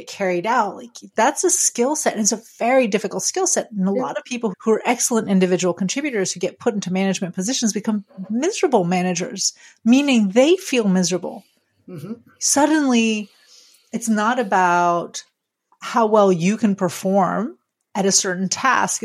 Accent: France; moved away; I grew up in France

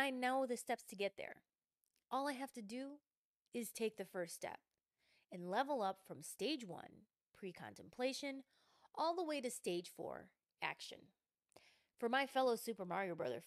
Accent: Midwest, United States; I'm from the Midwest. I'm calling it pop.

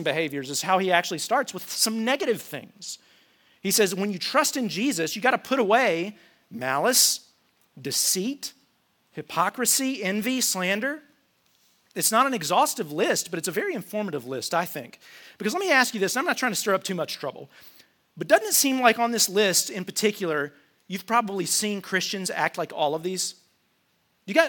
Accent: United States; I'm an American

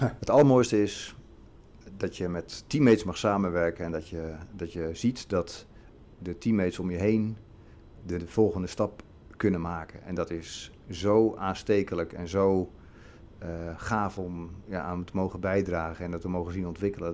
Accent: Zeist, Utrecht, Netherlands; Ik ben opgegroeid in de provincie Utrecht

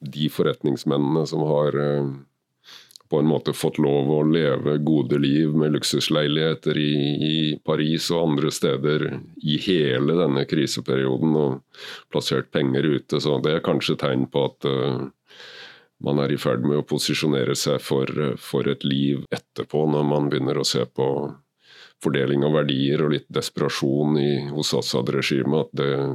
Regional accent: Kragerø, Telemark, Norway; født og oppvokst i Kragerø med trebåter og seiling

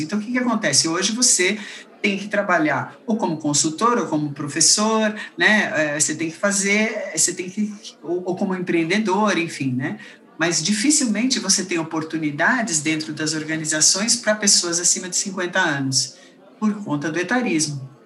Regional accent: Brazil; Na verdade, eu sou brasileira, mas meus pais, minha família toda é belga

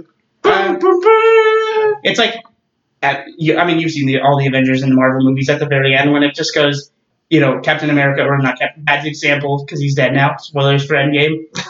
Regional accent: Texas, United States; I'm from Texas.

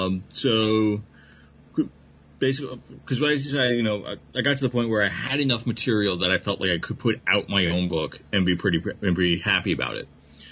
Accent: New York, United States; I'm from New York.

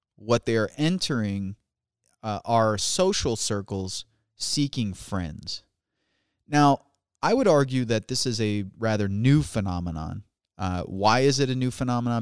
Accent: Chesterton, Indiana, United States; also born or lived in Chicago, Illinois; I moved from Illinois, from Chicago, Illinois to Chesterton, Indiana.

